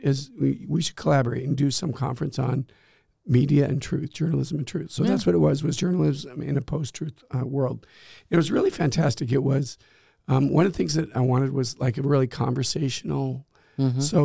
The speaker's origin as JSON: {"language": "English", "town": "Durango", "region": "Colorado", "country": "United States", "tie": "born or raised there", "also_born_or_lived": "Gaming, Austria", "moved": "as an adult", "said": "I grew up in Colorado, so I skied all the time."}